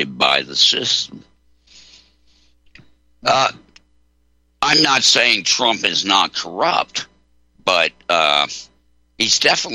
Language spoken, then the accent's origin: English; Delaware, United States; I grew up in Delaware